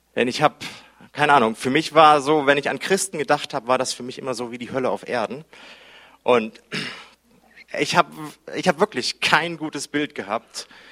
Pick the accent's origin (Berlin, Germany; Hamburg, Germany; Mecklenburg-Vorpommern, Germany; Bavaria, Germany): Hamburg, Germany; ich bin Hamburger